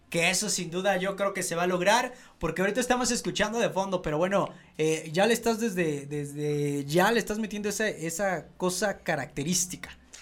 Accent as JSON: {"language": "Spanish", "region": "State of Mexico", "country": "Mexico", "said": "los del Estado de México somos bien fiesteros"}